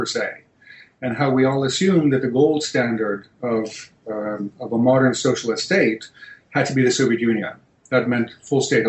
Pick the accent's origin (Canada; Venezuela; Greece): Greece; moved away; I was born, I was raised in Greece